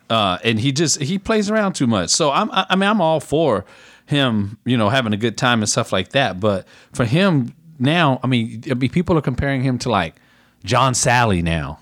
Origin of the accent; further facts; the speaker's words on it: Converse, Texas, United States; from my hometown, Converse, um, Texas